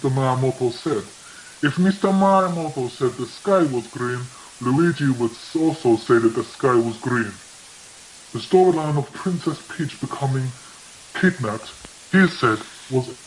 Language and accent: English; Greece; enough, I am not Italian. I'm actually from Greece.